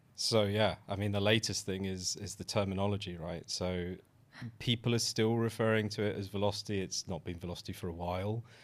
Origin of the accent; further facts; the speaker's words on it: United Kingdom; a British born, uh, mixed race, cisgender male